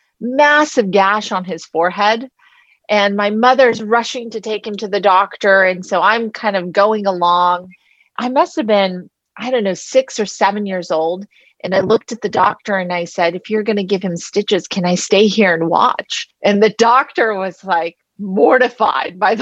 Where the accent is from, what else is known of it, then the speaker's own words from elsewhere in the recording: Palo Alto, California, United States; moved away; I'm from Palo Alto